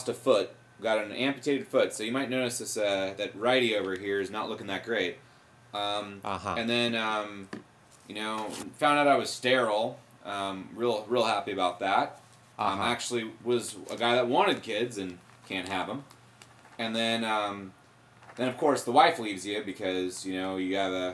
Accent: West Coast, United States; I'm from the West Coast

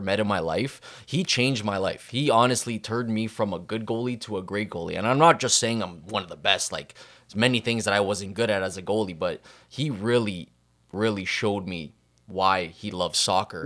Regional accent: Canada; growing up in Canada

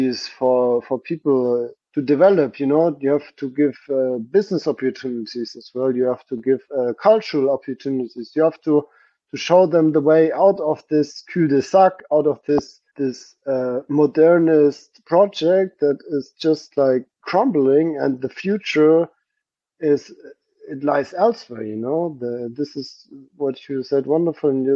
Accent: Germany; now in Stuttgart, Germany; I was in the church in my hometown for visiting my family

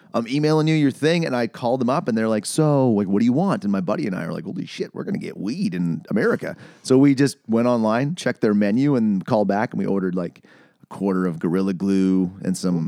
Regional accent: Canada; as a Canadian

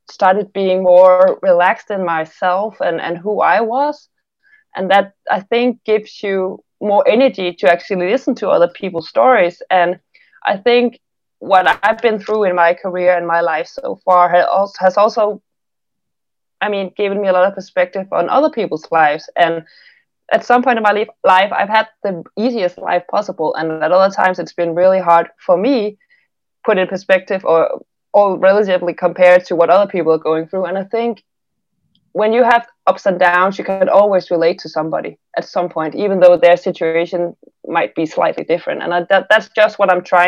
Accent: Denmark; I'm from a very small town here in Denmark

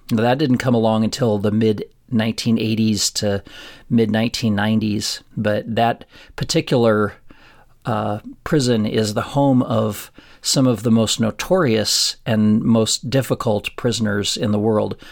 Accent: Florence, Colorado, United States; moved away as an adult; also born or lived in Pueblo, Colorado; now in Cleveland, United States; there's my hometown, and it's forty miles northwest into Colorado Springs

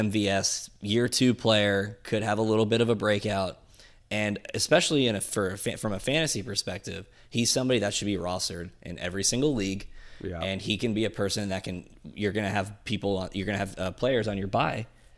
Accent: Burke, Virginia, United States; We're both from Burke

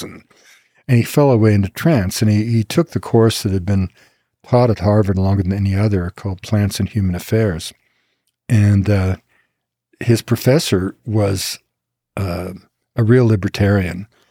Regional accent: Quebec, Canada; I grew up in Quebec at the time of what we call the two solitudes

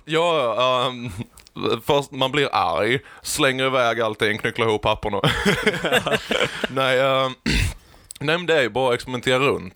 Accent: Växjö, Kronoberg County, Sweden; då föddes jag i Växjö

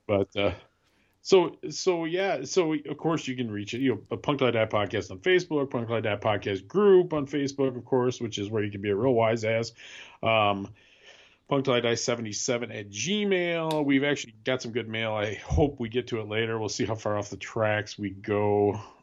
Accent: Wisconsin, United States; moved away; I grew up in Wisconsin

